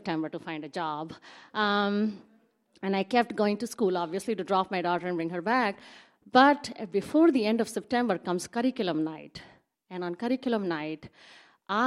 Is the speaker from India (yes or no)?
yes; India; moved away as an adult; now in Seattle, United States; I grew up in India